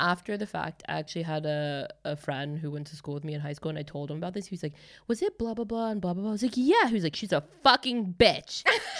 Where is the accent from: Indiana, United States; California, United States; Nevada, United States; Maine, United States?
California, United States; Los Angeles; moved away as an adult; now in Stockholm, Sweden; I grew up speaking like a Kardashian because I only went to school on the west side of LA.